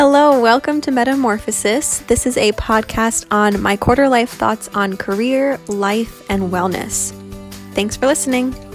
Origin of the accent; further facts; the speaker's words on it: New Jersey, United States; I'm twenty-five and I'm from New Jersey.